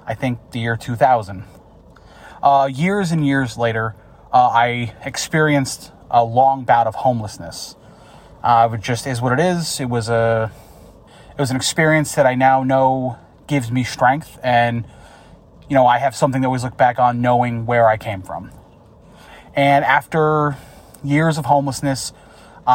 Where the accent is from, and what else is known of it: upstate New York, United States; born or raised there